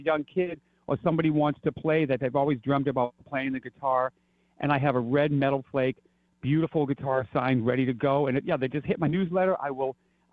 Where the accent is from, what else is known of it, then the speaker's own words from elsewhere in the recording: Lowell, Massachusetts, United States; I grew up in Lowell, Massachusetts, a mill town, small town boy